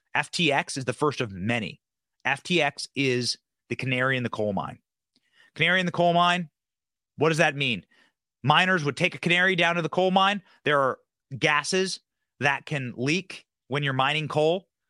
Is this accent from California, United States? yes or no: no; Cedar Rapids, Iowa, United States; moved away; my hometown in Cedar Rapids, Iowa